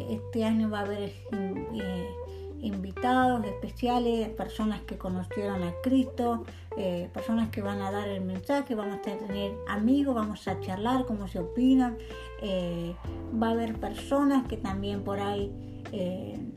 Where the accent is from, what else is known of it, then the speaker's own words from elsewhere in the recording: Dolores, Buenos Aires Province, Argentina; de Dolores, provincia de Buenos Aires.